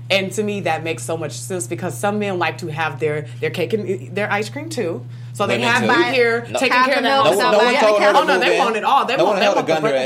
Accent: the South, United States; I'm from the South

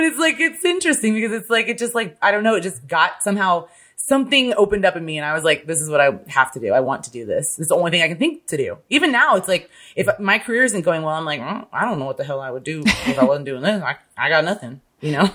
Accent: Midwest, United States; I'm literally from the Midwest where there is no accent

